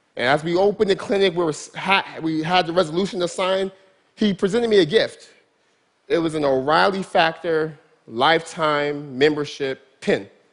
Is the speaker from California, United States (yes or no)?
yes; Stockton, California, United States; Stockton's my hometown